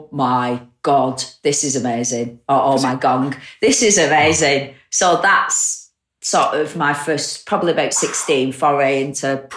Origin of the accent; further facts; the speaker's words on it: Bolton, North West England, United Kingdom; my hometown